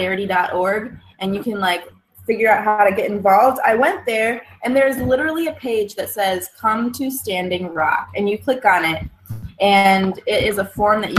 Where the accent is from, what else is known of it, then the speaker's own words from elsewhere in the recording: Michigan, United States; I'm so rooted in Michigan. So I'm from Michigan. I'm in Kalamazoo, Michigan